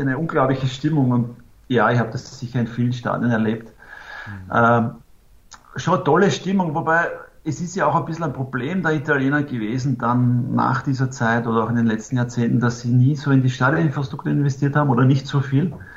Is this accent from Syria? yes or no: no; Austria; moved away as an adult; also born or lived in Italy; das haben wir in Österreich auch